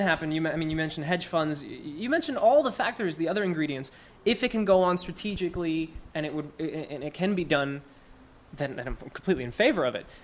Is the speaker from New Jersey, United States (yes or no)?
yes; Newark, New Jersey, United States; I come from Newark.